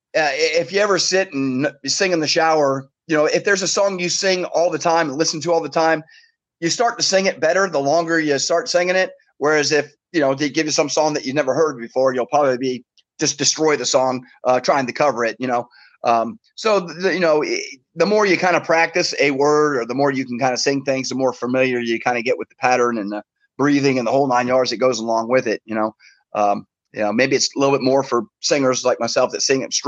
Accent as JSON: {"language": "English", "town": "Miami", "region": "Florida", "country": "United States", "tie": "born or raised there", "said": "I was born in Miami"}